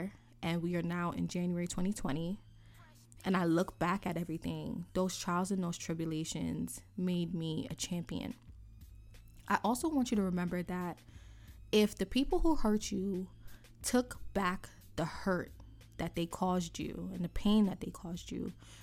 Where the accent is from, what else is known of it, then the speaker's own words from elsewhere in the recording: New York City, New York, United States; here in New York City, because I'm from New York City